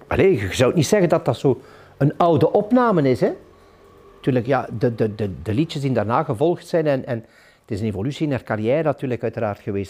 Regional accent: Ghent, Flanders, Belgium; moved away as an adult; now in De Haan, Belgium; ik ben een echte Gentenaar in artenieren. Ik zal dat ook blijven.

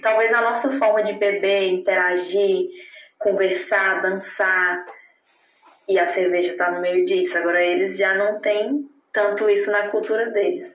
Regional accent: Palmas, Tocantins, Brazil; moved away as an adult; now in Germany; Eu venho do Tocantins, eu venho do norte do Brasil

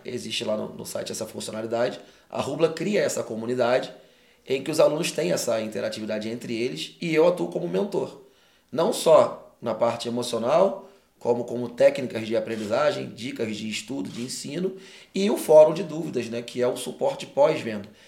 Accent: Rio de Janeiro, Brazil; moved away as an adult; now in Cuiabá, Brazil; eu que sou carioca, vira vida toda lá. Fui morar em, em Mato Grosso, Cuiabá

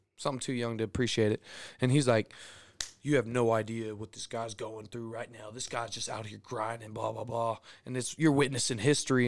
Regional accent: Houston, Texas, United States; I'm from Houston

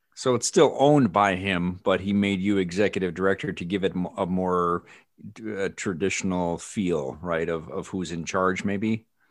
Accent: Illinois, United States; I'm from Illinois

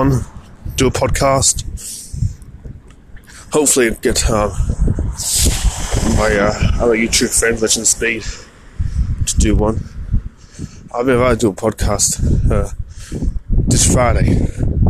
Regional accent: Australia; I'm from Australia.

